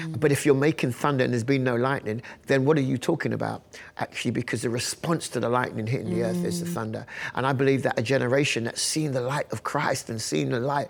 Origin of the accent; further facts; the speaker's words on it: London, United Kingdom; We're right here in Northwest London. I was born in Northwest, I mean, a couple of hundred metres up the road. That's where we lived. And I went to church a few miles down the road